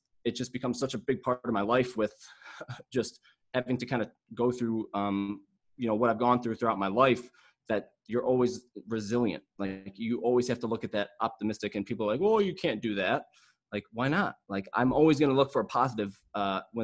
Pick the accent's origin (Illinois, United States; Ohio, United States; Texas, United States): Ohio, United States; Mentor; I am from, well, Mentor, Ohio, which is like 20 minutes outside of Cleveland